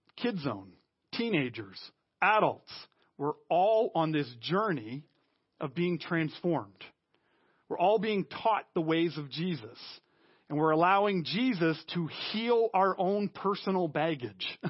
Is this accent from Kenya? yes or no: no; Canada; we as Canadian Christians